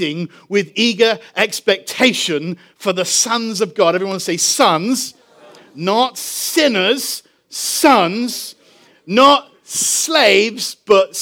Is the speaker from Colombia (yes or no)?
no; England, United Kingdom; moved away; I'm from England.